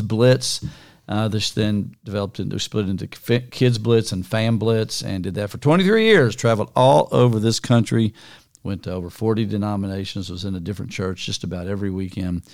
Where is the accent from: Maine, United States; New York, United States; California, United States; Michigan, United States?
New York, United States; Niagara Falls; moved away; also born or lived in Kansas / Morehead, Kentucky / Tampa, Florida; I was born in Niagara Falls, not in the falls actually, but in the city of Niagara Falls in New York